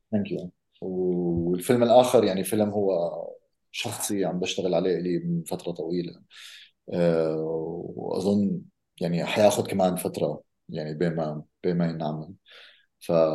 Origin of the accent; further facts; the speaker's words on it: Amman, Amman Governorate, Jordan; انا ربيت بعمان